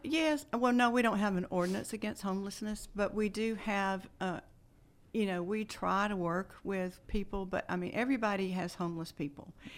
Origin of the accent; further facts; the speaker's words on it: Bowdon, Georgia, United States; now in Carrollton, United States; I grew up in Bowdoin, uh, attended county schools